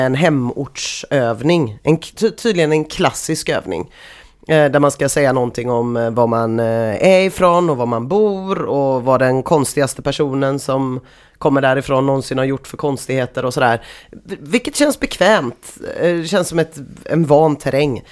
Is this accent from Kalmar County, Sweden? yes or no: no; Gothenburg, Västra Götaland, Sweden; accent: Gothenburg dialect; jag alltid pratar så mycket göteborgska när jag är vid korvkiosken på Mariaplan